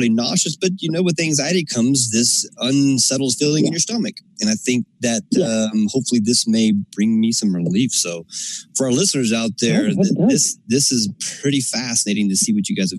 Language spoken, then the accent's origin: English; Alabama, United States; So I'm from the South as well. I grew up in Alabama.